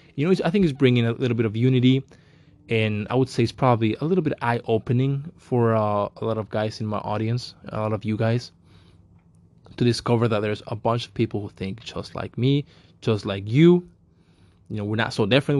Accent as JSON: {"language": "English", "country": "Mexico", "tie": "born or raised there", "moved": "yes", "said": "I am also Mexican. I was raised in Mexico"}